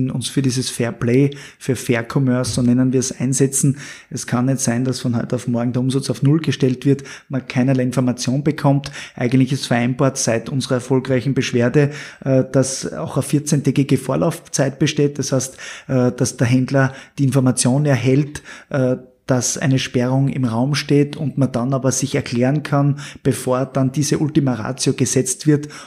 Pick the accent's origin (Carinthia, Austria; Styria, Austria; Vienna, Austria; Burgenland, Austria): Styria, Austria; Als Steirer können wir